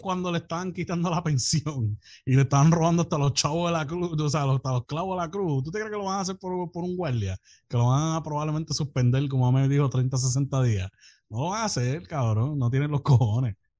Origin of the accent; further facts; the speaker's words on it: Puerto Rico; soy de Puerto Rico y que vivo allá.